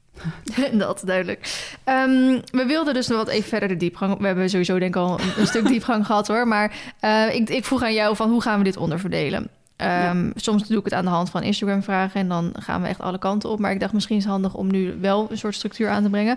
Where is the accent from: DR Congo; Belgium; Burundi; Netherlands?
Netherlands; Maassluis, South Holland; moved away; ik kom oorspronkelijk uit Maasluis